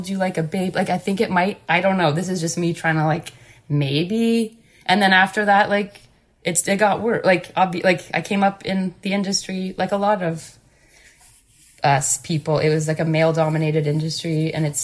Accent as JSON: {"language": "English", "town": "Guelph", "region": "Ontario", "country": "Canada", "tie": "born or raised there", "also_born_or_lived": "Montreal", "moved": "yes", "said": "growing up in the Guelph music scene"}